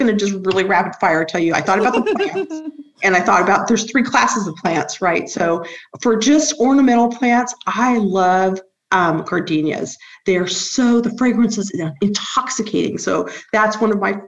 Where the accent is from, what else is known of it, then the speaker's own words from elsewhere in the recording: Huntington Beach, California, United States; I grew up in Huntington Beach